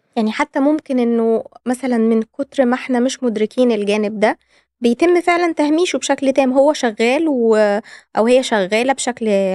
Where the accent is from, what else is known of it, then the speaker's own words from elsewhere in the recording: Egypt; عندنا في مصر